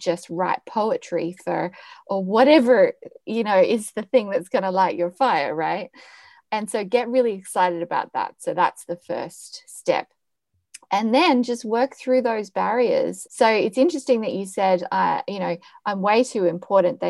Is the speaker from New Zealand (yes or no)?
no; Australia; now in Amsterdam, Netherlands; I'm from Australia